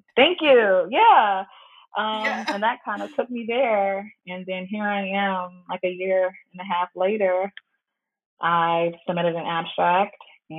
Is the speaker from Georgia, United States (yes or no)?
yes; Decatur, Georgia, United States; moved away as an adult; also born or lived in Canada; I'm an Atlanta girl. I represent Decatur because that's literally where I like grew up, but I'm a Southern girl.